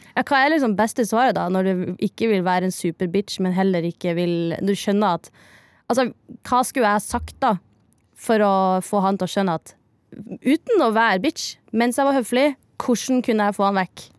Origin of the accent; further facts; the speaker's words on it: near Misvær, Nordland, Norway; accent: Northern Norwegian; moved away; det er jo eh, rett ved der jeg vokste opp